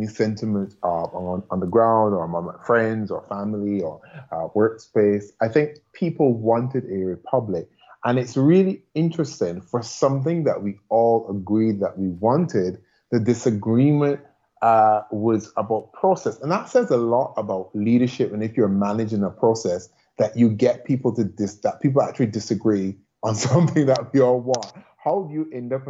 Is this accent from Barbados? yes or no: yes; Barbados